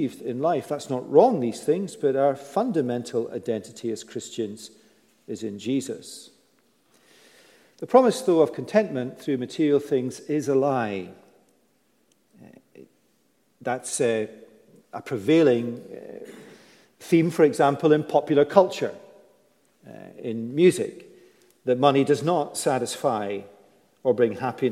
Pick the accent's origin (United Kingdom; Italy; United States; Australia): United Kingdom; we're British